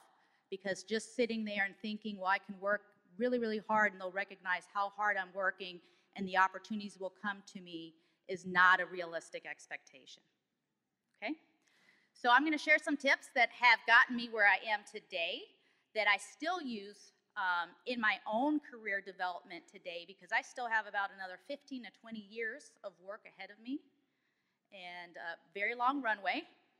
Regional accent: Germany; also born or lived in Oklahoma City; now in Detroit, United States; Although I work here in Detroit in the Motor City, I'm actually from Oklahoma City. I'm really a military brat. And I was actually born and raised in Germany, and then I moved to Oklahoma due to Tinker Air Force Base

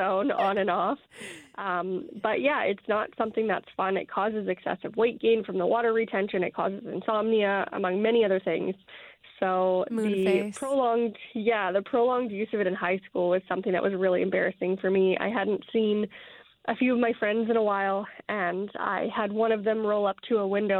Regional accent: Fort McMurray, Alberta, Canada; now in Medicine Hat, Canada; Originally from Fort McMurray, Alberta. I live in Medicine Hat now.

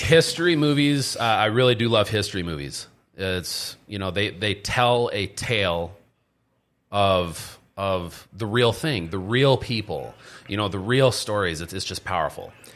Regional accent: Stroudsburg, Pennsylvania, United States; moved away as an adult; also born or lived in Minnesota; I ended up moving to Pennsylvania, and then that's where I grew up

